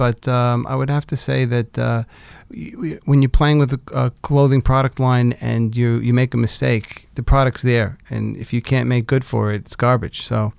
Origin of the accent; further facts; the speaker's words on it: Brooklyn, New York, United States; When I was growing up though, it wasn't as cool when I travel the world and I say I was from Brooklyn. It wasn't like today. Today you say I'm from Brooklyn and people are like, oh wow, Brooklyn, I heard that's so cool.